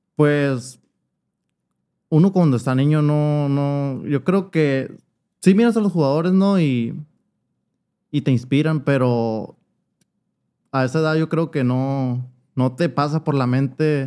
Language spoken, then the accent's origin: Spanish; Hermosillo, Sonora, Mexico; aquí nací en Hermosillo. Ok. Pero mis papás todo el tiempo vivieron ahí, pues, y pues ahí me crié.